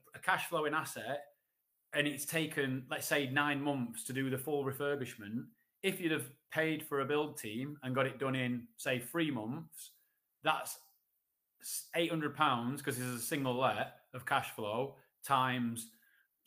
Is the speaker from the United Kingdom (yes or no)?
yes; Sheffield, Yorkshire and the Humber, United Kingdom; I'm from Sheffield